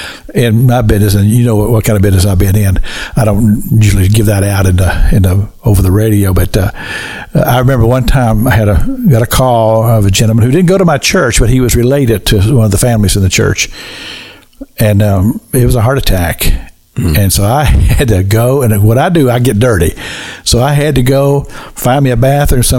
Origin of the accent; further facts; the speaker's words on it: Kentucky, United States; the little church I grew up in Kentucky